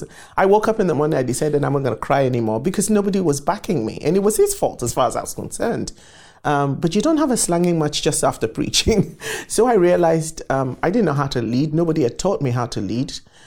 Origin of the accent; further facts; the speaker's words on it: Accra, Greater Accra, Ghana; moved away as an adult; I was born in Accra, Ghana, West Africa.